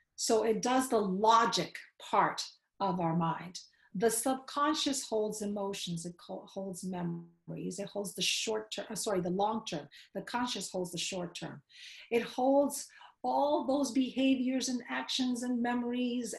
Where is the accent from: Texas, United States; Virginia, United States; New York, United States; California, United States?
New York, United States; New York City; I grew up in Queens. As a matter of fact, I grew up in the hood of Queens